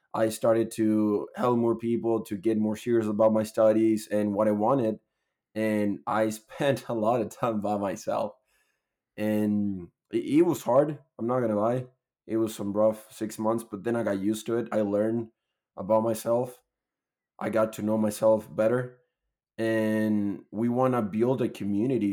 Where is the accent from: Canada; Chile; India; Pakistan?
Chile; moved away as an adult; now in Utah, United States; I'm from Chile. Moved to the U S almost a year ago in April last year.